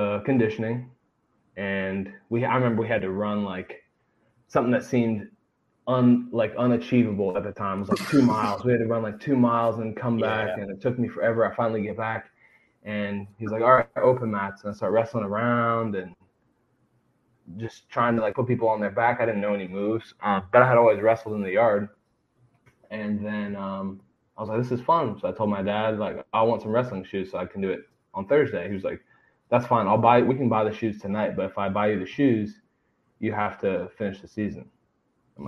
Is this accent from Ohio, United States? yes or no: yes; Columbus, Ohio, United States; I was born in Columbus, and that's why I grew up in Columbus